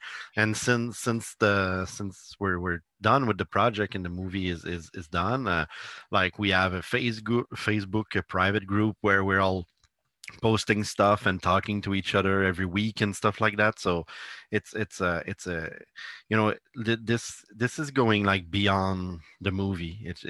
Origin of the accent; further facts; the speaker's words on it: Italy; English is a second language; I can send you a copy because I'm from Italy, and like it's gonna be hard for you to get it